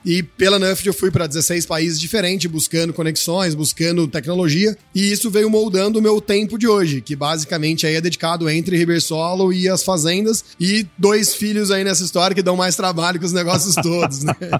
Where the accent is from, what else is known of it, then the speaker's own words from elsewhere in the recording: Ribeirão Preto, São Paulo, Brazil; Eu sou, então, natural de Ribeirão Preto, São Paulo